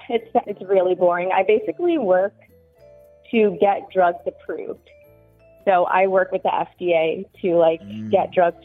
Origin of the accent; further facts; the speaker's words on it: New York, United States; moved away as an adult; now in New Jersey, United States; I grew up in New York, but I just moved to Jersey in May.